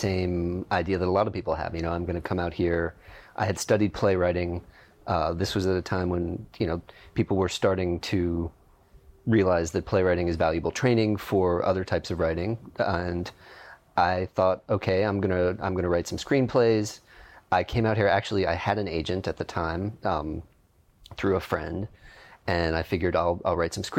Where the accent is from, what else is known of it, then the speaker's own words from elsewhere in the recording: Pittsburgh, Pennsylvania, United States; also born or lived in New York; now in Los Angeles, United States; I am from Pittsburgh, Pennsylvania